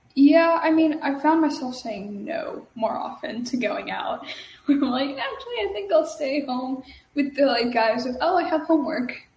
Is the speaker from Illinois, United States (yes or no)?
no; Dallas-Fort Worth Metroplex, Texas, United States; I'm from the DFW Metroplex in Texas